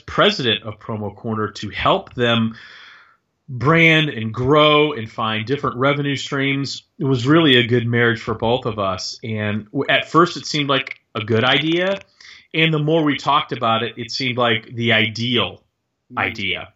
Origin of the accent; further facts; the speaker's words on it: Texas, United States; I grew up in Texas